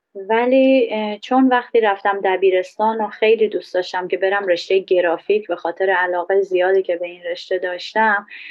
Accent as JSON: {"language": "Persian", "country": "Iran", "moved": "yes", "said": "الان که من یه بهایی هستم خارج از ایران"}